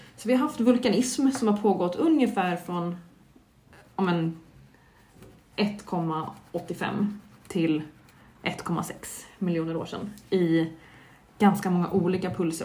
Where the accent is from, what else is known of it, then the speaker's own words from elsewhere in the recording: Stockholm, Stockholm County, Sweden; från mitt perspektiv som är stockholmare